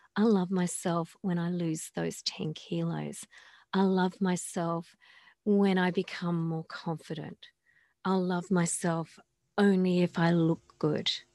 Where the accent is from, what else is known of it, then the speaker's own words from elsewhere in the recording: Australia; I come from Australia